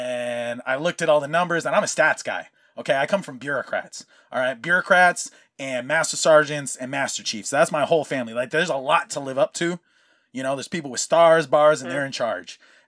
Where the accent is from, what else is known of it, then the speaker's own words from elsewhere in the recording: California, United States; also born or lived in Hawaii; for most of my life, having been in California because of just, you know, relocating as a Hawaiian and that's how you do, like, military, brought my grandfather out here and we've been out here ever since.